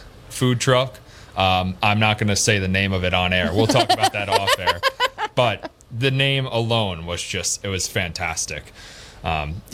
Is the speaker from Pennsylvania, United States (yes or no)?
no; New York, United States; I'm from New York